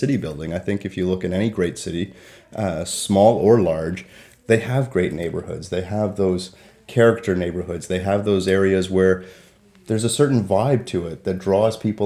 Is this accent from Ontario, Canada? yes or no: yes; Toronto, Ontario, Canada; now in Peterborough, Canada; I grew up in Toronto, and Toronto's a city of neighborhoods